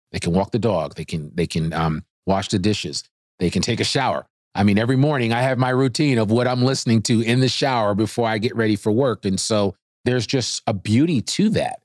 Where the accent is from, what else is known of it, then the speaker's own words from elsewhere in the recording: United States; also born or lived in Washington, D.C. / Boston / West Coast; now in Northwest Arkansas, United States; I grew up right outside of New York City